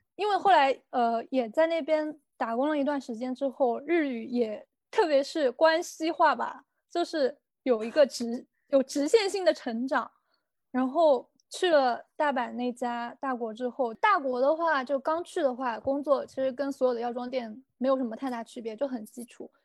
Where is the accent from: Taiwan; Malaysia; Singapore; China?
China; also born or lived in Kyoto, Japan; now in Japan; 我们中国人